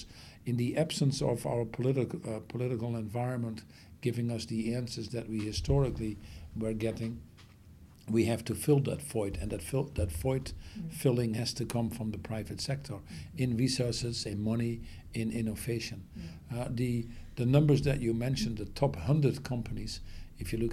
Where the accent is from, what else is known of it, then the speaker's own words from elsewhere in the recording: Netherlands; I come from the Netherlands